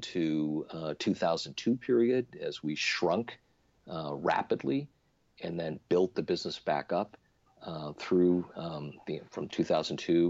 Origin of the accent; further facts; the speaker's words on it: Little Falls, New York, United States; moved away as an adult; also born or lived in Silicon Valley, California; I moved my family from Silicon Valley, where we started Trinet, to my hometown in Little Falls, New York, central New York State